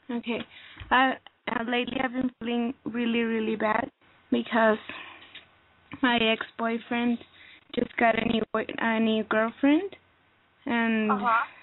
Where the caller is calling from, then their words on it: Texas, United States; Yeah, I'm calling from Texas.